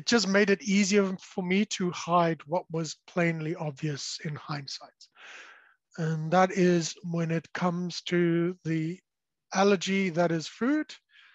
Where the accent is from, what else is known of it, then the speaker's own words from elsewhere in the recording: South Africa; I was born and raised in South Africa, so the accent may have given it away